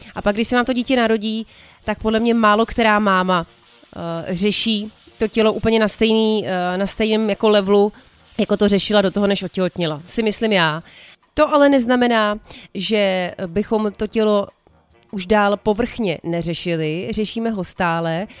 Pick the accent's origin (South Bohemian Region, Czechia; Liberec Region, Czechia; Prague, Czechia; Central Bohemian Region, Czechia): Prague, Czechia; tenkrát ještě byl Julius Meinl prostě ten obchod u nás v Řepích na sídlišti